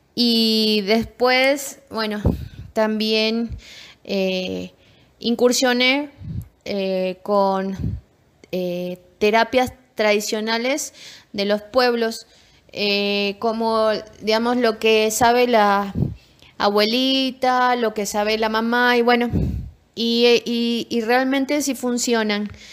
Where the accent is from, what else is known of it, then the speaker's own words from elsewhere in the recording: Tucumán, Argentina; moved away as an adult; vengo de la provincia de Tucumán, ahí nací, y es una provincia que tiene mucho de la parte árabe.